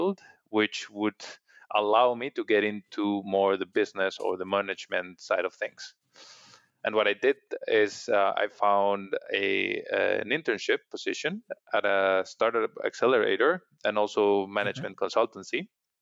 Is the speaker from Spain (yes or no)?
yes; Madrid, Community of Madrid, Spain; moved away as an adult; also born or lived in Munich, Germany / Singapore; I am originally from Madrid, Spain.